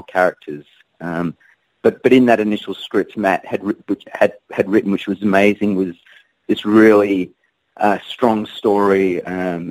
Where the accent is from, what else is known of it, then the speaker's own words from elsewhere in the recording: Perth, Western Australia, Australia; Perth's obviously my hometown